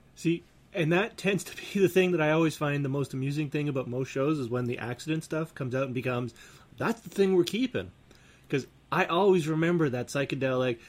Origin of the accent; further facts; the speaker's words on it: Canada; we're Canadian